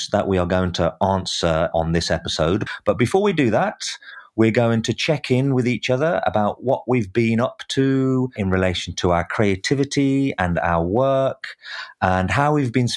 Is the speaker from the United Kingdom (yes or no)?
yes; United Kingdom; I'm a Brit